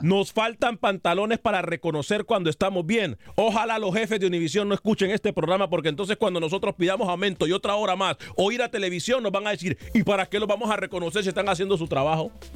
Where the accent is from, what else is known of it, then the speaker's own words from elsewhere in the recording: Honduras; Yo soy hondureño